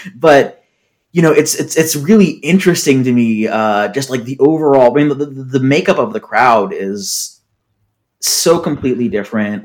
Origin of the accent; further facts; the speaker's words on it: Seattle, Washington, United States; I'm from Seattle